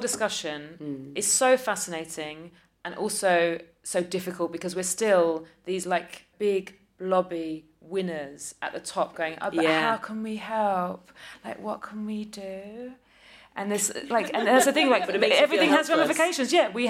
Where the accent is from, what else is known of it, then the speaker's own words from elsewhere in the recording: Ireland; I'm an Irish person. Obsessed with the potatoes.